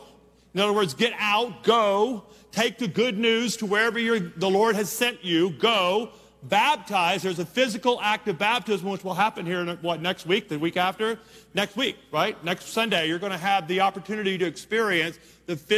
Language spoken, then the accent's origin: English; Louisiana, United States; We're from Louisiana